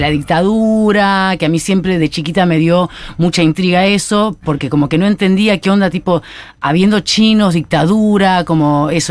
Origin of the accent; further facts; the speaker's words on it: Buenos Aires, Argentina; accent: porteño; yo me considero argentina porque soy nacida acá, de padres chinos